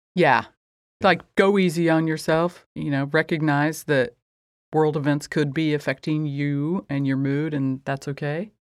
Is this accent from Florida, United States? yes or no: no; rural Indiana, United States; born or raised there